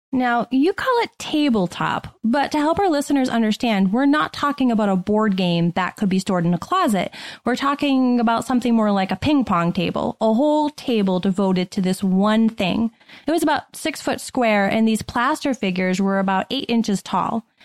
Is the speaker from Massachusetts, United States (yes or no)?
yes; Shrewsbury, Massachusetts, United States; I grew up in Shrewsbury, Massachusetts